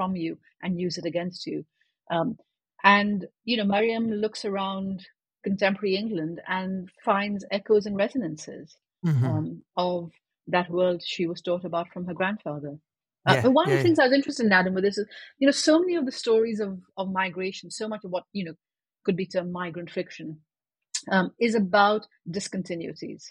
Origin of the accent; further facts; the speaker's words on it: Pakistan; I was growing up in Pakistan